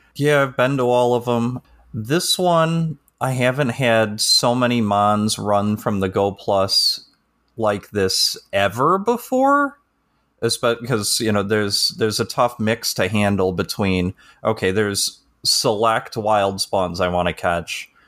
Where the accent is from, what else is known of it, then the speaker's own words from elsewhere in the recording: Chicago, Illinois, United States; I'm from the Northern Chicago area.